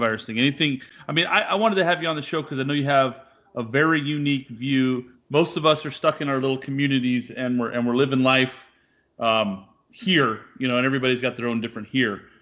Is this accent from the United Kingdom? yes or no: no; Sacramento, California, United States; moved away as an adult; also born or lived in Bremerton, Washington; I'm originally from the Sacramento area of California